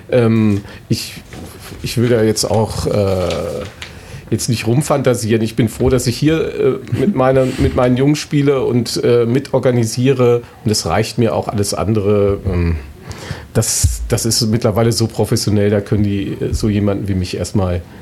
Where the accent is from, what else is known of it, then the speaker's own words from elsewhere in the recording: Northern Germany, Germany; Ich komme ja aus dem Norden und bei mir ist es in die Wiege gelegt worden, weil mein Onkel war früher Präsident von Werder Bremen.